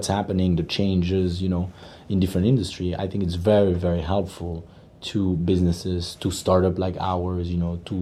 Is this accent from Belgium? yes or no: yes; Belgium; moved away; I'm born and raised in Belgium